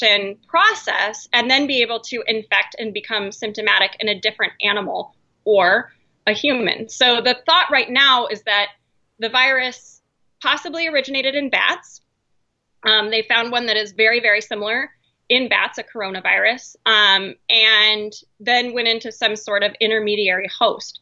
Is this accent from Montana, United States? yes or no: yes; Montana, United States; now in Idaho, United States; being in Idaho, I grew up in Montana